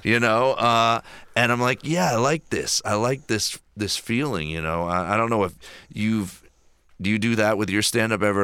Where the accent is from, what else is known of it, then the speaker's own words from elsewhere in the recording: Philadelphia, Pennsylvania, United States; in my hometown of Philadelphia